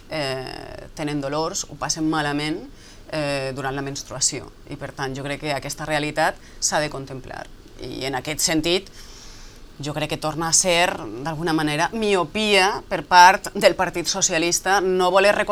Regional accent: Galicia, Spain; i més com a gallega, vull dir, jo crec que dins d'aquesta idea que tenim nosaltres d'Espanya, d'un país de països

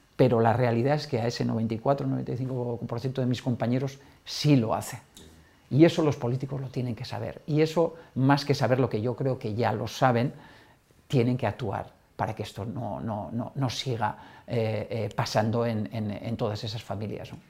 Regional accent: Navarre, Spain; moved away; mi tierra ¿no? y del equipo de mi tierra, Osasuna

